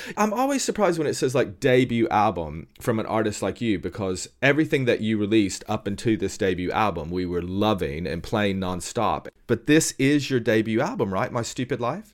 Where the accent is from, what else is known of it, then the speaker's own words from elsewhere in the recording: Tennessee, United States; moved away; I'm originally from Tennessee